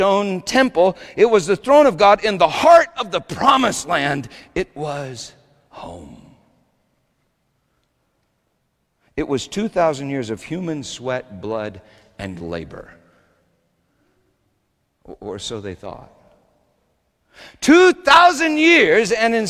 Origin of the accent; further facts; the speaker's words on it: Littleton, United States; Sometimes I drive by the house where I grew up in Littleton. It's not that far from me